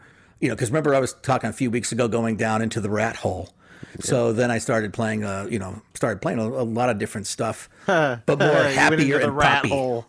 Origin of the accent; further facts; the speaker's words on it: Phoenix, Arizona, United States; growing up in Phoenix in the 80s